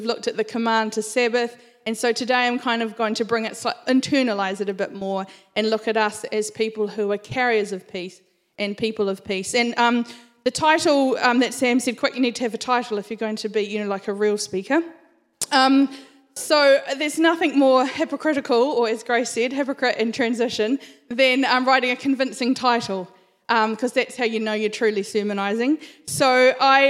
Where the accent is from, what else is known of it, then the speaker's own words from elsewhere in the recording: Christchurch, Canterbury, New Zealand; So I grew up in Christchurch. I spent all of my life in Christchurch